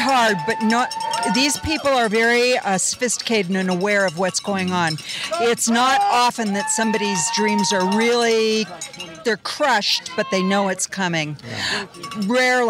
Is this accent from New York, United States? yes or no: no; California, United States; also born or lived in Laguna Beach, California; Well, I'm from California. I live in Laguna Beach.